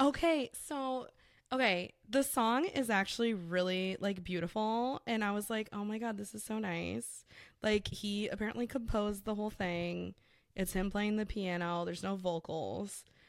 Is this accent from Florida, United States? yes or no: yes; South Florida, United States; I claim South Florida as a whole is my hometown